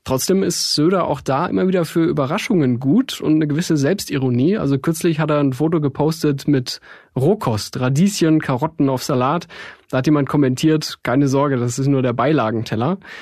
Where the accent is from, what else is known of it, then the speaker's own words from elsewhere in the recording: Tegernsee, Bavaria, Germany; moved away; also born or lived in Munich; Ich habe auch eine ganze Weile, gut zehn Jahre im Süden von München gelebt, äh, bin da zur Schule gegangen, am Tegernsee